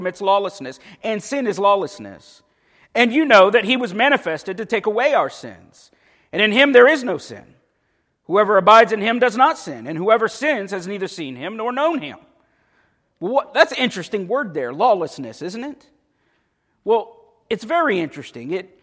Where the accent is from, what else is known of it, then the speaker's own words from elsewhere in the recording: Paisley, Florida, United States; I grew up in Paisley